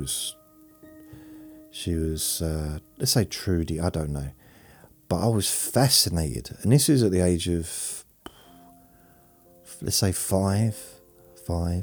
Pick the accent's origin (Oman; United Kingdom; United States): United Kingdom; London; I was born in London when I was a baby